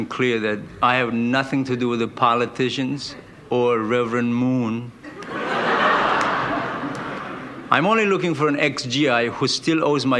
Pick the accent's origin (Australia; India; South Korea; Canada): South Korea; moved away as an adult; now in United States; I'm a comedian from Korea